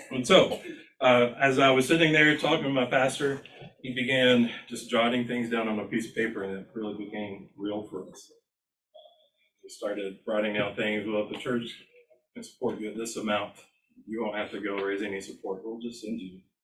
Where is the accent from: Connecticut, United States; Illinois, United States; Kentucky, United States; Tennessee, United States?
Tennessee, United States; East; moved away as an adult; now in Kenya; I was born and raised in East Tennessee